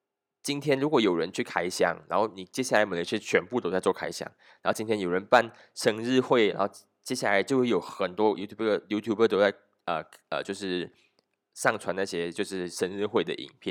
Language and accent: Chinese; Malaysia; 我们讲，我们马来西亚人都是一群不读书的人